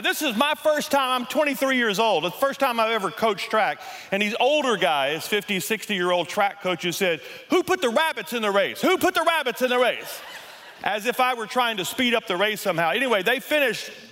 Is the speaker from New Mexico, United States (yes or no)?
no; Louisiana, United States; moved away as an adult; now in Colorado, United States; We're both from Louisiana